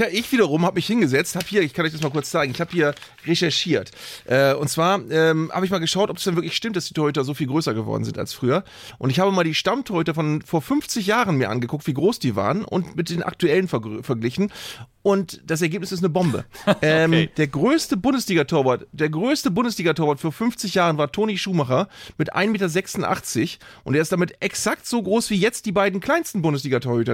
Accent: Northern Germany, Germany; als Norddeutscher

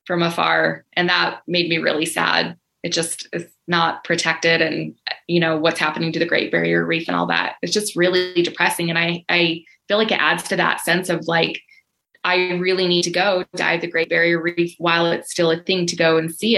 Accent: United States; as an American traveler with a US passport

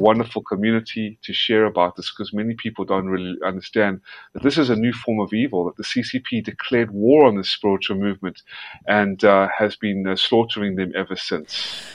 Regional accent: South Africa; moved away; also born or lived in Georgia, United States; I was born in South Africa. And the only reason I, I was born in South Africa is because a lot of my family members who were wiped out in Nazi occupied Lithuania and Ukraine uh, fled whatever was left of them and survived to South Africa. And that's where I was born. And then I moved to America, to Georgia, and uh, I became an American citizen

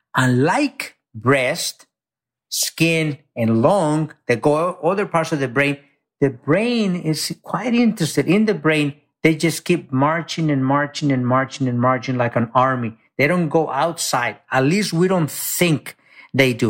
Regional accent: Mexico; now in United States; I grew up very poor in Mexico. I came to this country, you know, undocumented.

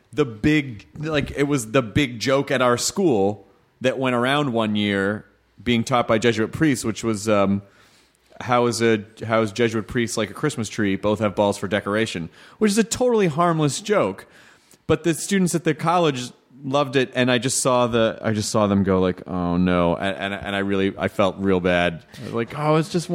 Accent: Southern United States, United States; it's usually this guy because I grew up in the South. And so those are the voices that I hear in my head.

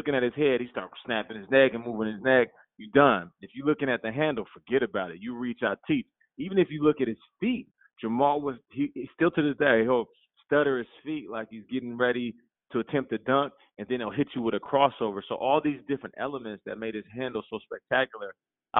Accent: Seattle, Washington, United States; also born or lived in Calgary, Alberta, Canada; I was raised in Seattle

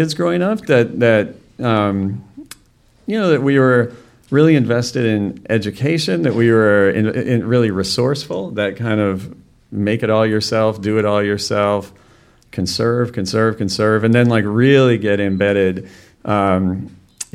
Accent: Wisconsin, United States; also born or lived in Illinois; she moved my brother and I to Wisconsin

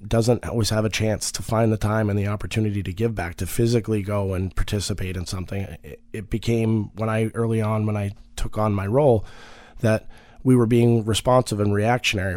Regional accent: Marblehead, Massachusetts, United States; I'm from Marblehead, Massachusetts originally

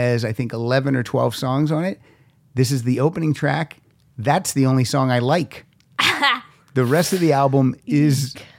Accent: Pennsylvania, United States; also born or lived in Chicago; your mom's from Massachusetts, I'm from Pennsylvania, by way of Chicago, or Chicago by way of Pennsylvania. We do not miss the cold weather anymore.

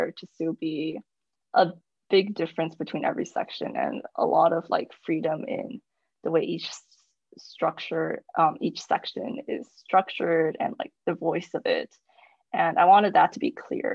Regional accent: United States; I was born in America

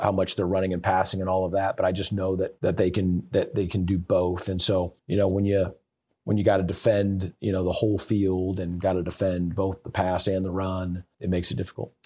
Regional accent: Seattle, Washington, United States; moved away as an adult; also born or lived in California / Indiana; now in Michigan, United States; I, I moved away from Seattle, Washington when I was eighteen

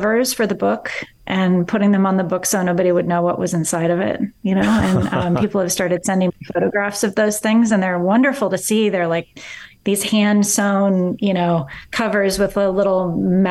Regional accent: Eugene, Oregon, United States; I grew up in Eugene, Oregon

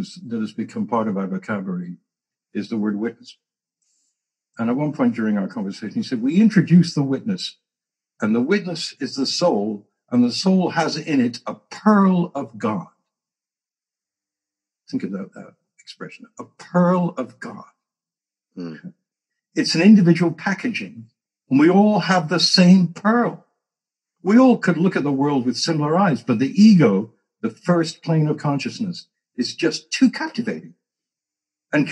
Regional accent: England, United Kingdom; moved away; I came from England, stiff upper lip, don't admit anything, total denial, all of that. I wasn't the worst example of that, but I was from there

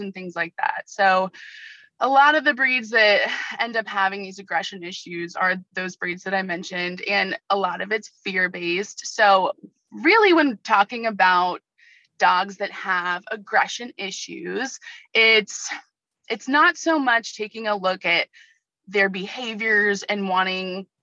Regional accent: Ventura County, Southern California, United States; also born or lived in Oregon / San Diego; I wanted to come back to Southern California. It's where I'm from. I grew up in Ventura County.

